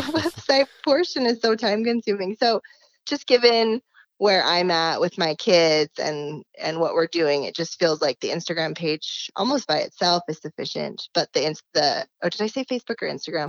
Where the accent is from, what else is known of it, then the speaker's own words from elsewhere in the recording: Salt Lake City, Utah, United States; born and raised, have never left.